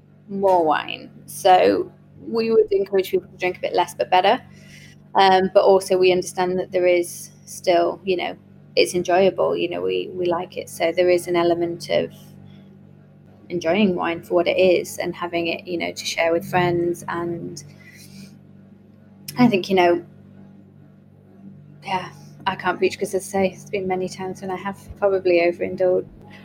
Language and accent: English; Yarm, North East England, United Kingdom; also born or lived in Leeds, United Kingdom / Australia / Canada; Yarm is my hometown. Well, I wasn't born here. I was born in Leeds, actually, and then we travelled quite a bit. We were kind of around Australia, Canada, and, you know, a few other places in the UK.